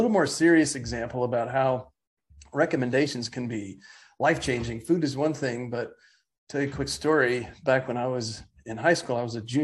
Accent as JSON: {"language": "English", "town": "Atlanta", "region": "Georgia", "country": "United States", "tie": "born or raised there", "also_born_or_lived": "New York", "moved": "as an adult", "lives_now": "Dallas, United States", "said": "I grew up in Atlanta"}